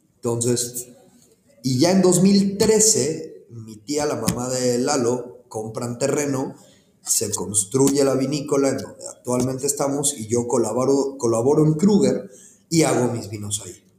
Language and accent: Spanish; Mexico City, Mexico; moved away as an adult; also born or lived in Cancún, Quintana Roo; now in Ensenada, Mexico; soy originario de la Ciudad de México